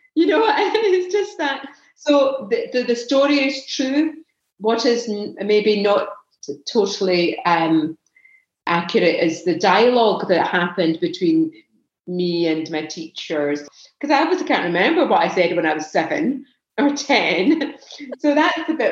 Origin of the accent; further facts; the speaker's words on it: Pakistan; I'm Pakistani